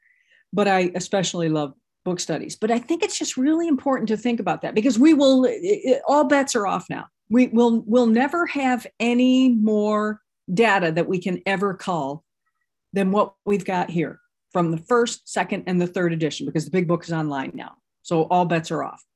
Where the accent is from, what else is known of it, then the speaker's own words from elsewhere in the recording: Midwest, United States; now in Los Angeles, United States; I'm from Los Angeles and I'm not from here originally. I'm from the Midwest. I'm a Midwestern girl